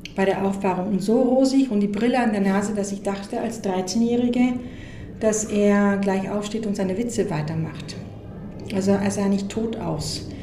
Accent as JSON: {"language": "German", "country": "Mexico", "tie": "born or raised there", "also_born_or_lived": "United States", "moved": "yes", "said": "ich bin in Mexiko aufgewachsen, obwohl ich Amerikanerin bin"}